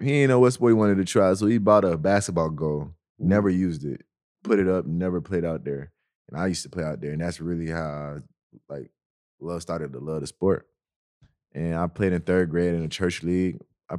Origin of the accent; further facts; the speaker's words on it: Snellville, Georgia, United States; also born or lived in Nigeria; I'm from Snellville.